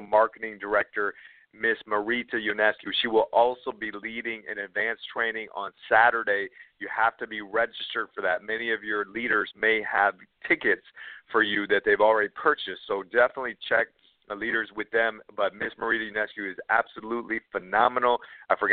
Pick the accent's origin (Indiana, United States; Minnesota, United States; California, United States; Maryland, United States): Minnesota, United States; Minneapolis; I grew up in Minneapolis, Minnesota